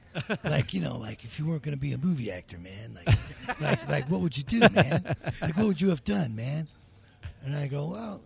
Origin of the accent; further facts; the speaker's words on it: Chicago, Illinois, United States; now in Los Angeles, United States; I'm from Chicago.